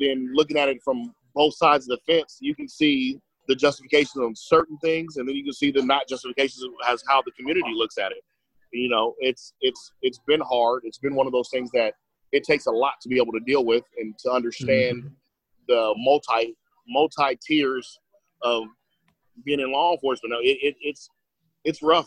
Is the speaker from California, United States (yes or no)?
yes; Fresno, California, United States; Born and raised in uh, Fresno, California, the Central Valley